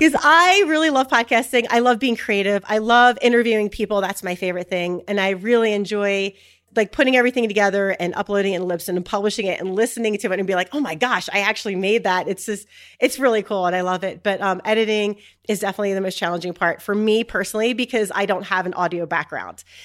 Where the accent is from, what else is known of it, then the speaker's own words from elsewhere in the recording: Philadelphia, Pennsylvania, United States; now in Utah, United States; I live in Utah, and I'm actually originally from Philadelphia